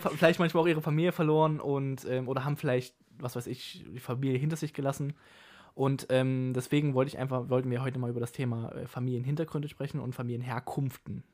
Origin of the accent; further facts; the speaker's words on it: Germany; ich komme aus Deutschland